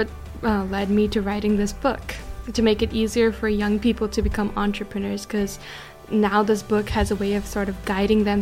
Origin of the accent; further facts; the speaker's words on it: Fremont, California, United States; I grew up in Fremont, California.